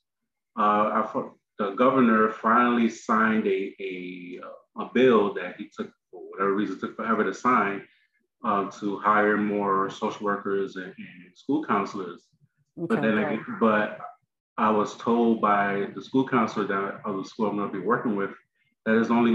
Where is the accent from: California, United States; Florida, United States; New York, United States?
New York, United States; I'm from New York